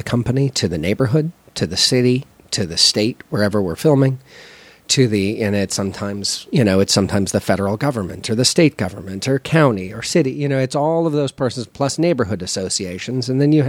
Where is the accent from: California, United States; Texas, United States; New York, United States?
California, United States; Los Angeles; From Los Angeles, California.